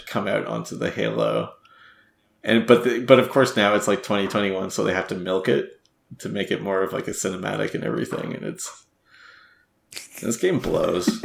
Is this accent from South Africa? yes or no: no; Canada; as a Canadian